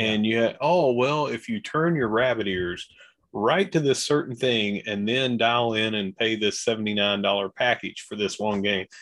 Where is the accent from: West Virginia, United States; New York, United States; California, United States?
West Virginia, United States; Gilbert; from Gilbert